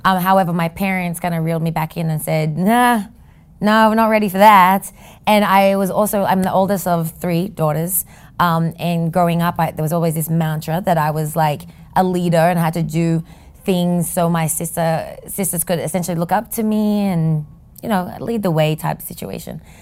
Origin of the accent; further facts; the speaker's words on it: Sydney, New South Wales, Australia; moved away as an adult; now in New York City, United States; a kid that grew up in Sydney, Australia